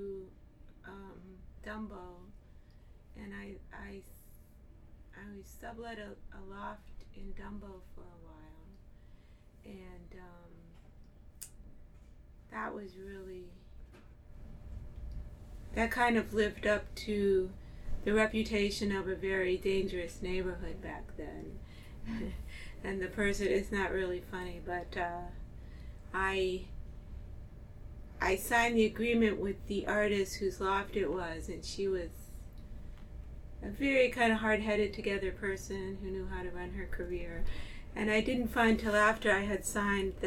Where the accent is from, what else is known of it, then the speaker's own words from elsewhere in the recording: Cleveland, Ohio, United States; moved away as an adult; also born or lived in Manhattan, New York City; now in Brooklyn, United States; I was born in Cleveland, Ohio, and I came to New York City to go to college